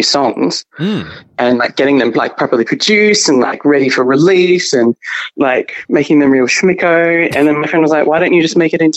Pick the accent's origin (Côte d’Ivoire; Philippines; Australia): Australia; Mandurah, Western Australia; now in Albany, Australia; I'm from Mandurah. Okay. Which is an hour south of Perth.